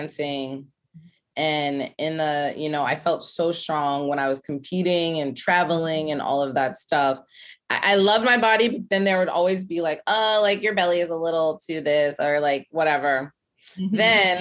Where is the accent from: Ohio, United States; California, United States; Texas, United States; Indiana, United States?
Ohio, United States; moved away as an adult; now in New York City, United States; I'm from Ohio. I went to Ohio State, which was a shock for me